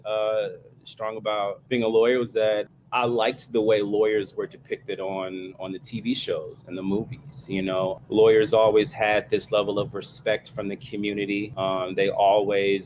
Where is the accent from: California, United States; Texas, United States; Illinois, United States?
Texas, United States; Fort Worth; now in Maryland, United States; Coming from the South, I'm originally from Fort Worth, Texas